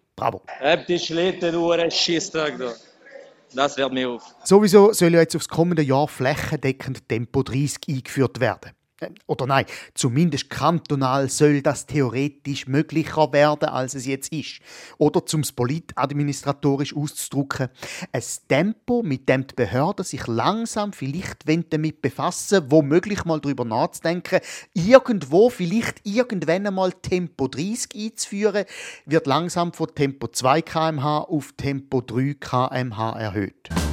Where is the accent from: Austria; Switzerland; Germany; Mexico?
Switzerland; bei uns in der Schweiz